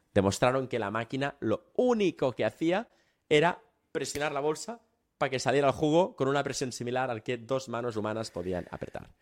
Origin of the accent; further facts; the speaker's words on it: Catalonia, Spain; Tú yo somos catalanes